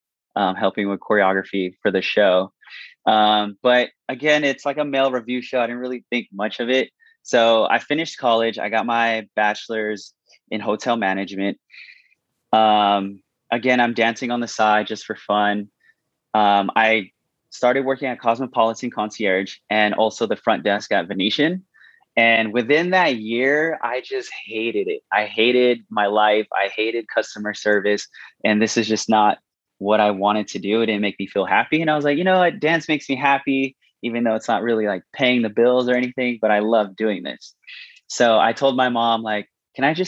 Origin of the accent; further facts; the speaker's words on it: San Francisco, California, United States; moved away as an adult; now in Las Vegas, United States; I'm originally from San Francisco, California. I actually moved to Las Vegas when I was 18 to finish my senior year of high school